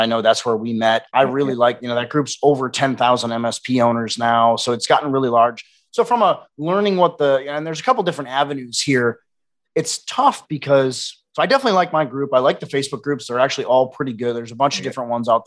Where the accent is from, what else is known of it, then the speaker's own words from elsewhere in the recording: Wisconsin, United States; now in Austin, United States; I'm also from the Midwest. I'm a Wisconsin boy.